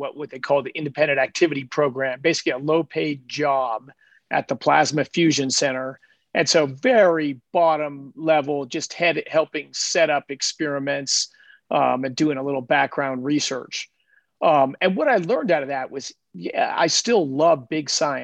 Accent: Denver, Colorado, United States; I grew up in Denver, Colorado

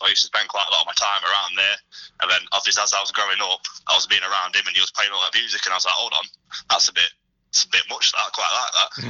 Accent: Nottingham, East Midlands, United Kingdom; we're all from Nottingham.

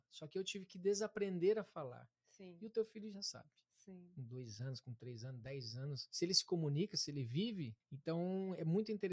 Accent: Harmonia, Paraná, Brazil; also born or lived in Curitiba; Então, é, também não. não. Eu sou do interior do Paraná

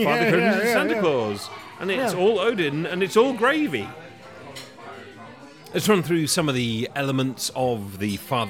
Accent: England, United Kingdom; I am English.

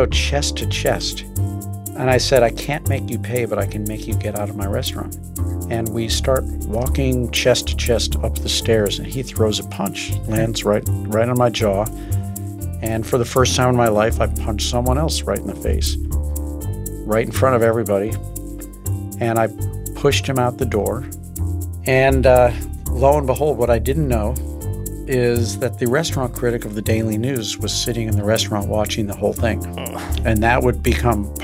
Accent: St. Louis, Missouri, United States; moved away as an adult; now in New York, United States; growing up in St. Louis

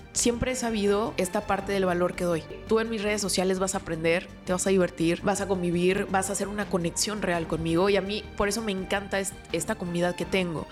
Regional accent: San Luis Potosí, Mexico; moved away as an adult; now in Monterrey, Mexico; yo soy originaria de San Luis Potosí, me mudo a Monterrey para estudiar una maestría

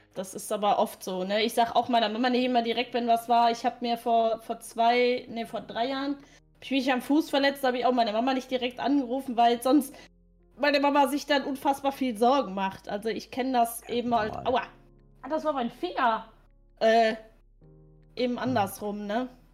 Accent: Rhineland-Palatinate, Germany; moved away; also born or lived in Ruhr area; bei uns in der Pfalz

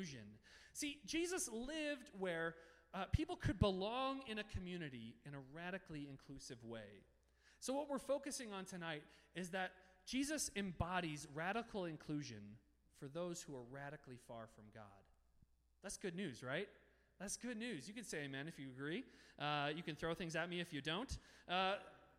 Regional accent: Denver, Colorado, United States; moved away as an adult; also born or lived in Littleton, Colorado; now in Toronto, Canada; I had grown up in the Denver metro area

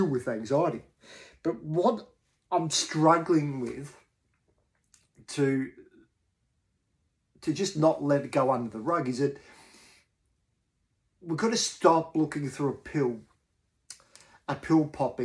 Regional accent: Australia; what I've talked about as an Australian male

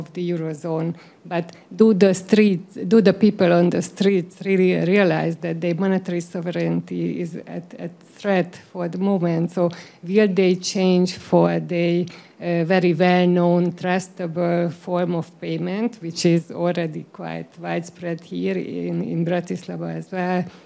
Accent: Hungary; So I'm from Hungary

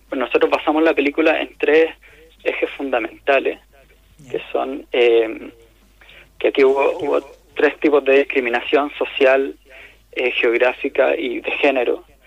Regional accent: Vallenar, Atacama, Chile; nosotros somos de Vallenar

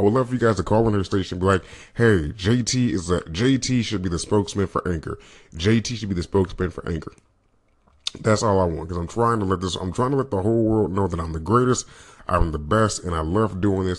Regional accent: California, United States; I grew up in Northern California slash Central slash Southern California

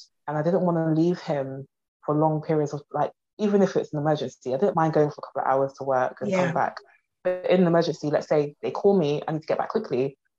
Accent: London, United Kingdom; from South London.

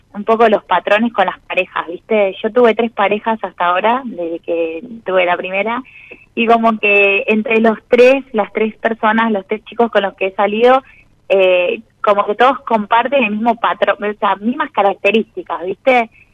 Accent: Arequito, Santa Fe, Argentina; moved away; also born or lived in Buenos Aires; Soy de Arequito, Santa Fe

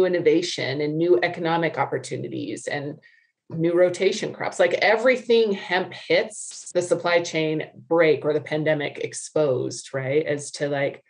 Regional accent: Wyoming, United States; now in Salt Lake City, United States; I grew up in Wyoming. I grew up in the West.

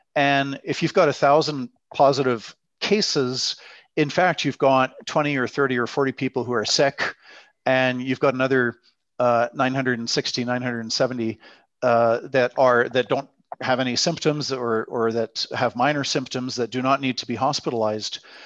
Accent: British Columbia, Canada; also born or lived in Netherlands / Quebec City; now in Alberta, Canada; I grew up in British Columbia.

